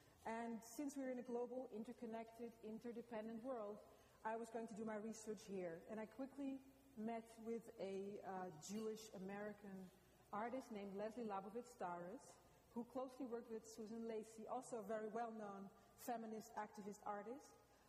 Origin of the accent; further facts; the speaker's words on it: Amsterdam, North Holland, Netherlands; now in Los Angeles, United States; I'm from Amsterdam, and I'm a curator and an artist.